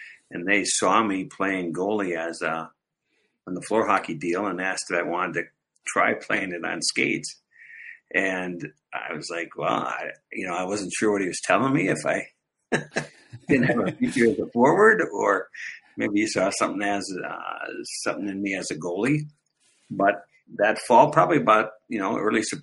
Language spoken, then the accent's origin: English; Edina, Minnesota, United States; I grew up in Edina, Minnesota, which is kind of a hockey hotbed